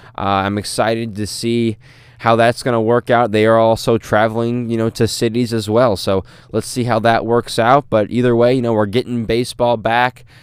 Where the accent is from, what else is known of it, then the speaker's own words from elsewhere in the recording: St. Louis, Missouri, United States; I'm from Saint Louis